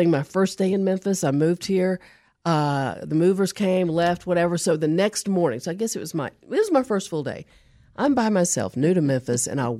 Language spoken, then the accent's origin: English; New Zealand; I'm from New Zealand.